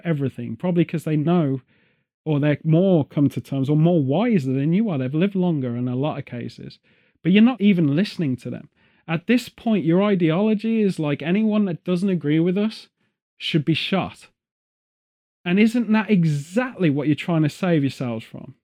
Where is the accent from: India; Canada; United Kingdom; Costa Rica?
United Kingdom; as a British person